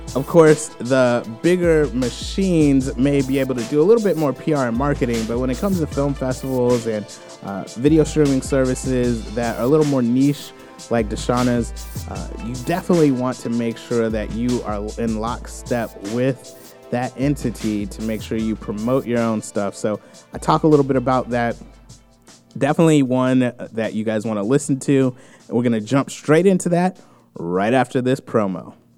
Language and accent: English; United States; as American